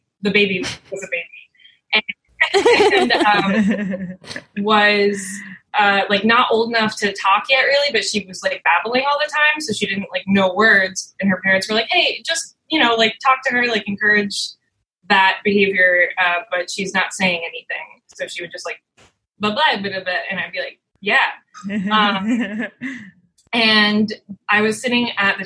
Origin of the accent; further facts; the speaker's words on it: St. Petersburg, Florida, United States; now in New York City, United States; I'm from St. Pete, Florida